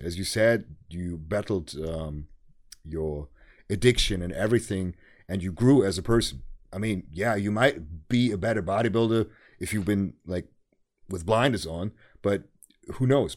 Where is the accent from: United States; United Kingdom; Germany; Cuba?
Germany; English is a second language